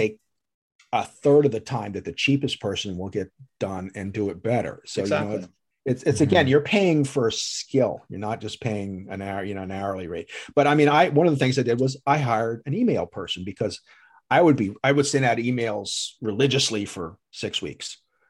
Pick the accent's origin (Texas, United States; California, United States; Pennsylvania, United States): Texas, United States; Like, she'll even tell I'm a Dallas Cowboys fan because I came from Texas and this is Eagle country.